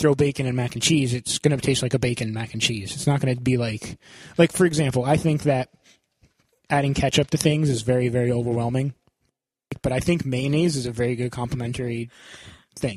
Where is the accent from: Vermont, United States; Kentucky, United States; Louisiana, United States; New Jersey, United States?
Vermont, United States; I grew up in Vermont